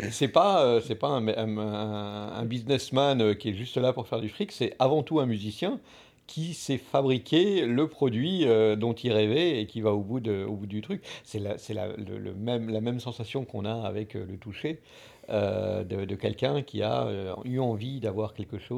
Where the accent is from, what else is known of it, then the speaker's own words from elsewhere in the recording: France; on est français.